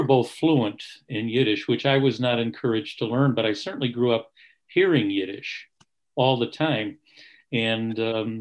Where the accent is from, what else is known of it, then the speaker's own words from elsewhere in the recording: Rochester, New York, United States; born and raised in Rochester, New York